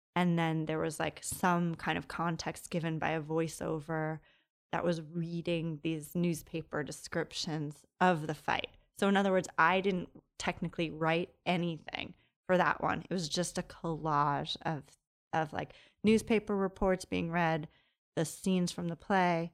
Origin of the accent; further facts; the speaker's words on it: Long Island, New York, United States; moved away as an adult; also born or lived in Brooklyn, New York / Providence; now in Los Angeles, United States; I grew up in Long Island